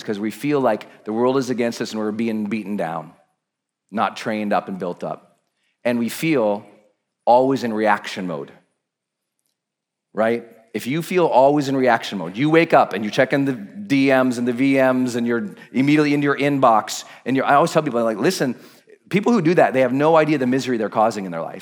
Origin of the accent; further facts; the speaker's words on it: Montana, United States; I'm from Montana